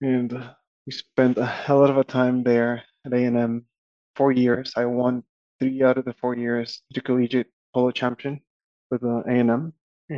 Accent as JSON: {"language": "English", "town": "Guatemala City", "region": "Guatemala Department", "country": "Guatemala", "tie": "born or raised there", "also_born_or_lived": "College Station, Texas", "moved": "as an adult", "said": "So I grew up in Guatemala City."}